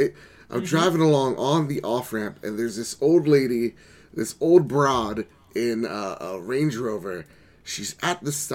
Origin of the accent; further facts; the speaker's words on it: United States; As an American